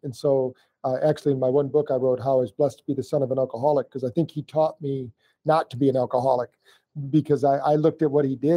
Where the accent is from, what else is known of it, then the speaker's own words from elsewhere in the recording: Battle Creek, Michigan, United States; I was born in Battle Creek, Michigan